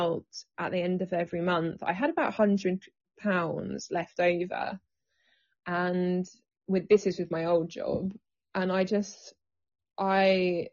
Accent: England, United Kingdom; I've always lived in the UK, born here. I have English parents, unfortunately, which is really boring.

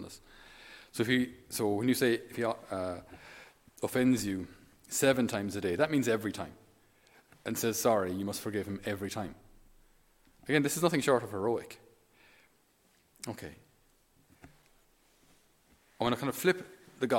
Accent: Ireland; we being Irish

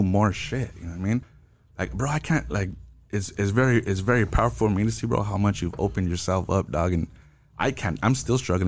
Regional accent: La Puente, California, United States; I was born and raised in La Puente

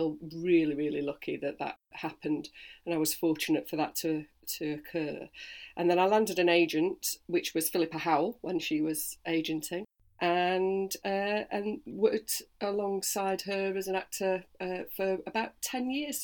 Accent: Sheffield, Yorkshire and the Humber, United Kingdom; also born or lived in Dronfield; I'm originally from Sheffield, born and bred here. So I came from Handsworth in Sheffield.

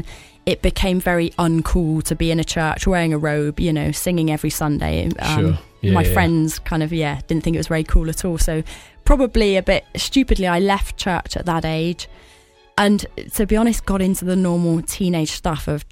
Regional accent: Cornwall, South West England, United Kingdom; I grew up in Cornwall

